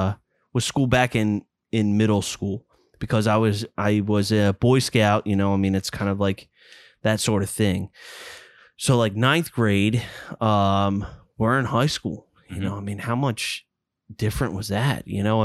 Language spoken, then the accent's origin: English; Fort Washington, Maryland, United States; we grew up in Fort Washington, for God's sakes.